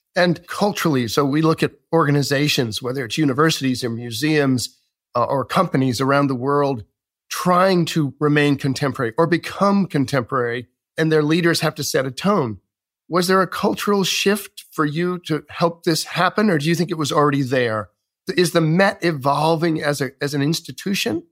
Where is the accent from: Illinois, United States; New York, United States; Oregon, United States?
New York, United States; as a New Yorker